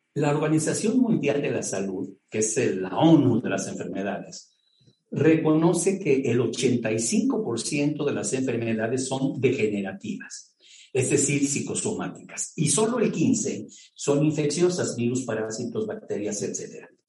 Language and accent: Spanish; Mexico; como mexicano